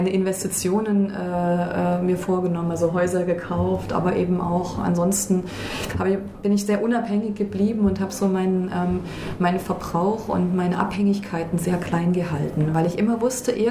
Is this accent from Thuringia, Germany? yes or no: yes; Thuringia, Germany; Ich komme ja aus einer Region, ich komme aus Thüringen, in der es bekannterweise nicht besonders viel Wasser gibt.